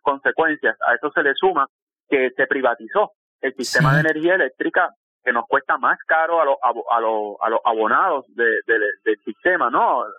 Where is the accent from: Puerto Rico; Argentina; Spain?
Puerto Rico; en el caso de Puerto Rico, que somos un territorio de los Estados Unidos